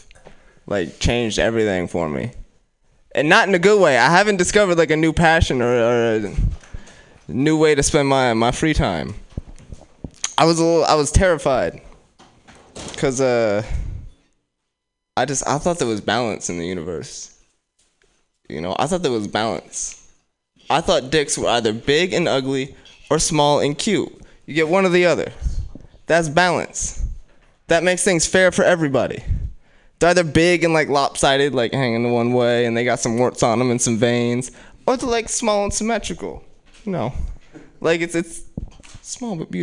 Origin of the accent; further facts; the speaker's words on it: Oakland, California, United States; I'm from West Oakland